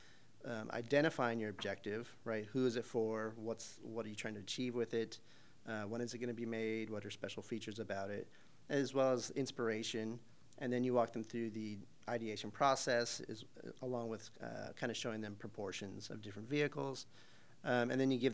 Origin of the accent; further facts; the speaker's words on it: Arizona, United States; moved away; I'm from Arizona originally